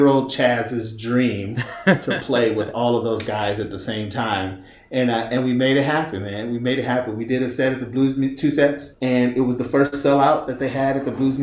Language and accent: English; St. Louis, Missouri, United States; moved away; also born or lived in San Francisco Bay Area; I was raised in St. Louis